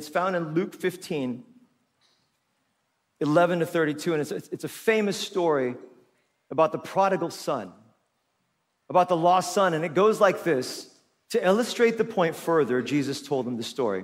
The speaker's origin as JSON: {"language": "English", "country": "Philippines", "tie": "born or raised there", "also_born_or_lived": "Korea (ancestry)", "first_language": "Tagalog", "second_language": "English", "moved": "yes", "said": "I grew up here as a Filipino kid. I spoke Tagalog. It was my first language."}